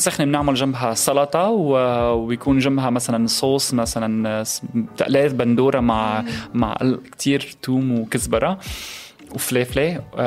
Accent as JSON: {"language": "Arabic", "town": "Aleppo", "region": "Aleppo Governorate", "country": "Syria", "also_born_or_lived": "Egypt / Turkey", "moved": "yes", "lives_now": "United Kingdom", "said": "من حلب سوريا"}